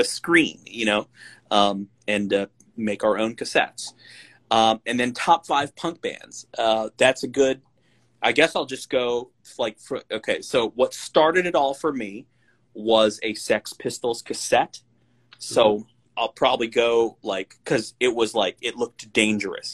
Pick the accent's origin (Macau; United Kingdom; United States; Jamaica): United States; Benicia, California; I'm from the East, the San Francisco East Bay Area